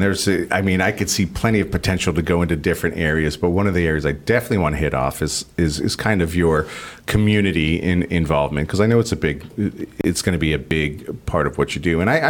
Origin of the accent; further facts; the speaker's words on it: Miami, Florida, United States; also born or lived in New York City / San Francisco; And maybe that's because I grew up in places like Miami and, mm-hmm. and you know, I'm from New York City and I've lived in San Francisco